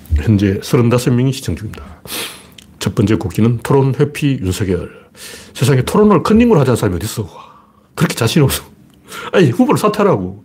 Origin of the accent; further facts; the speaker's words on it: Gyeongju, North Gyeongsang, South Korea; now in Seoul, South Korea; 제가 어릴 때 경주에서 자랐기 때문에